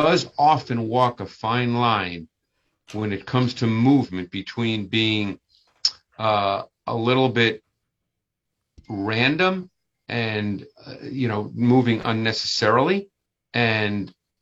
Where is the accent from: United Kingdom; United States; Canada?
United States; Northeast; I grew up in the Northeast